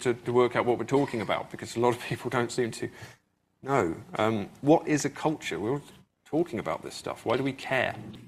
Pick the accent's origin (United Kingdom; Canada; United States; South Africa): United Kingdom; England; So I grew up in England, but my family always moved around. I don't have a hometown I can go back